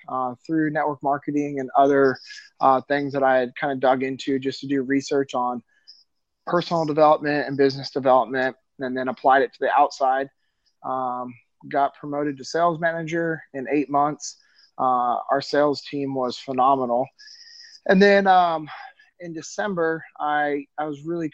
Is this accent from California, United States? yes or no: yes; Sacramento, California, United States; moved away as an adult; I'm originally from Sacramento, California. Yeah, I grew up in the same city that my dad grew up